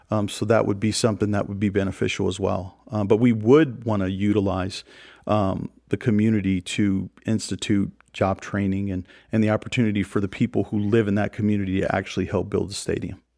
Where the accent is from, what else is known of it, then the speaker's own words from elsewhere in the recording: Oakland, California, United States; I grew up in East Oakland